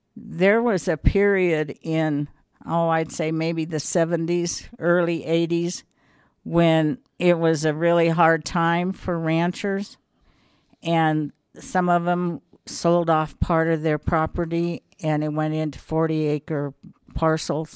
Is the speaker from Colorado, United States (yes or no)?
yes; Wet Mountain Valley, Colorado, United States; also born or lived in Cañon City, Colorado; I was born in Canyon City just because that was the hospital